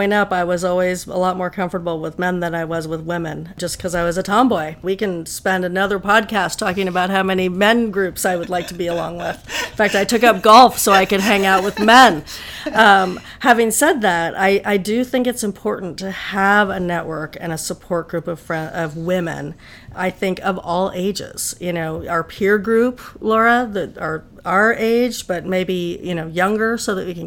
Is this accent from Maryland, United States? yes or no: no; Palo Alto, California, United States; moved away as an adult; now in Washington, D.C., United States; I grew up in California. I went to Berkeley. I grew up in Palo Alto